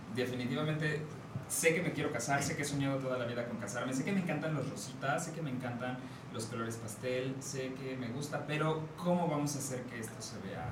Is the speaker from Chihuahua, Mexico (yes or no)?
no; San Luis Potosí, Mexico; now in Querétaro, Mexico; soy de San Luis Potosí, me tocó llegar a Querétaro